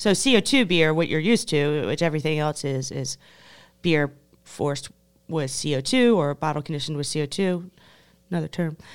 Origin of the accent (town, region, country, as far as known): United States